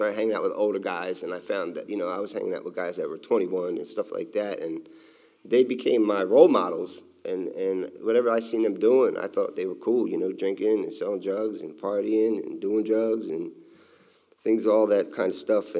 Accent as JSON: {"language": "English", "region": "Delaware", "country": "United States", "tie": "born or raised there", "said": "I was born in Delaware, and I was raised by my mother, a single mother"}